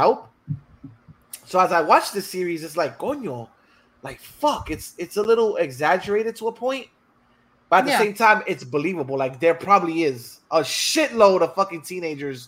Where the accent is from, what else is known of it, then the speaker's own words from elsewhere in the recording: New Jersey, United States; growing up in New Jersey